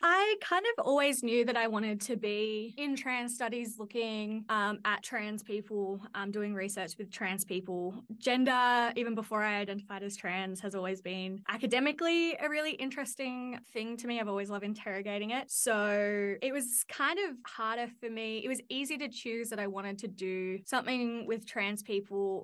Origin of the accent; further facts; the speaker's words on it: Central Coast, New South Wales, Australia; also born or lived in Newcastle, New South Wales; I grew up in on the Central Coast of New South Wales